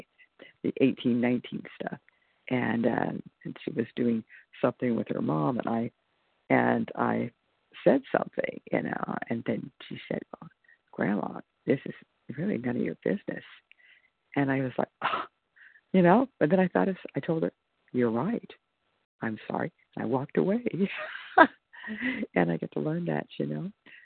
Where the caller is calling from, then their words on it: California, United States; from California.